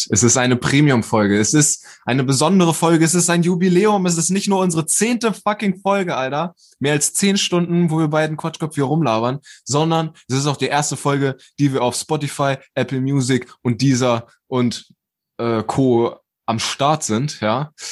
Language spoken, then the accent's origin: German; Hamburg, Germany; moved away as an adult; ja, ich komme aus Hamburg, bin da vor zwei Jahren hergezogen zur Ausbildung.